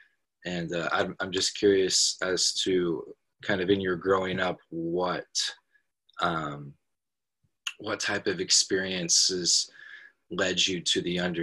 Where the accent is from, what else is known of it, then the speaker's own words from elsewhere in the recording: Portland, Oregon, United States; I grew up in Portland, Oregon